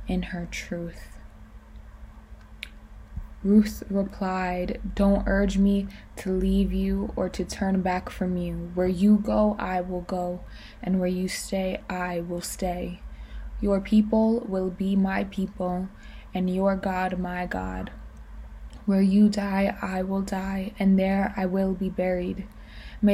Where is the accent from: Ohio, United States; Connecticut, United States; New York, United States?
New York, United States; I'm 20 years old and I'm a poet from New York